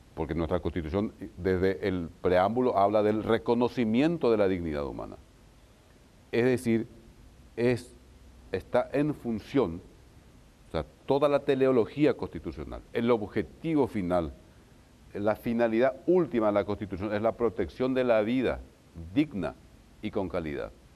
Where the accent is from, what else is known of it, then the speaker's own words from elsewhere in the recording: Isla Umbú, Ñeembucú, Paraguay; el juez de Isla Umbu que es mi pueblo